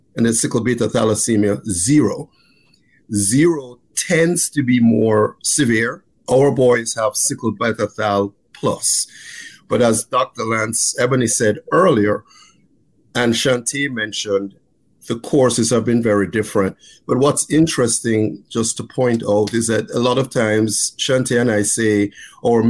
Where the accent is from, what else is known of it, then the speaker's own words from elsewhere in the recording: Jamaica; also born or lived in Texas / Maryland; now in United States; I grew up in Jamaica